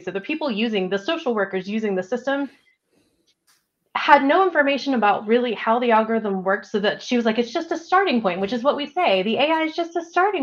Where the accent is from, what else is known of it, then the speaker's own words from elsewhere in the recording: Texas, United States; now in Denver, United States; I grew up in Texas, and I had a nice brick home and totally different style